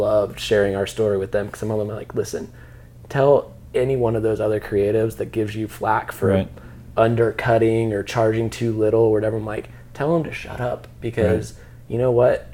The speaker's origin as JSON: {"language": "English", "town": "Dayton", "region": "Ohio", "country": "United States", "tie": "born or raised there", "said": "us grew up here"}